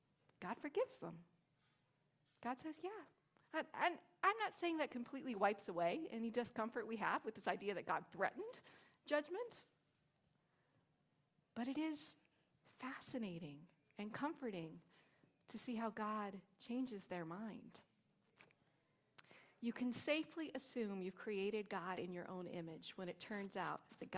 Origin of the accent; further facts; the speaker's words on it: Long Beach, California, United States; Like I say, oh, I'm from Long Beach, and people don't get it. I'm like, it's near LA.